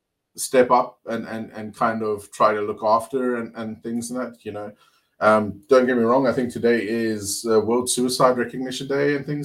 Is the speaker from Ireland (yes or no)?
no; Cape Town, Western Cape, South Africa; So I'm from Cape Town, or the Western Cape originally.